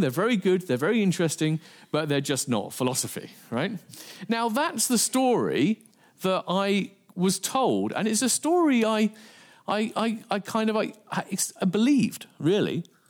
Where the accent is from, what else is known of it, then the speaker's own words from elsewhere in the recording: England, United Kingdom; I'm from England